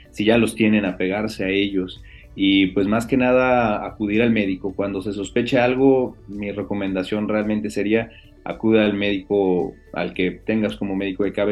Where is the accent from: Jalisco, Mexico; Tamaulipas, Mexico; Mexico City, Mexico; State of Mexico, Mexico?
Tamaulipas, Mexico; soy de, Tamaulipas.